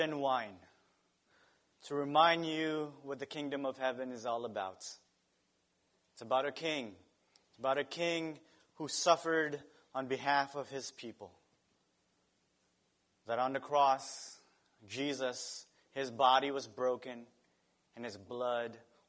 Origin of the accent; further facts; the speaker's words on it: Philippines; moved away; My home country has adobo.